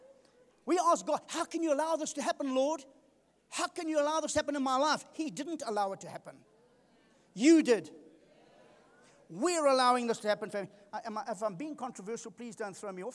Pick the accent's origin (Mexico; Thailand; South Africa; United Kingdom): South Africa; Durban, KwaZulu-Natal; I come from Durban. We used to surf in Durban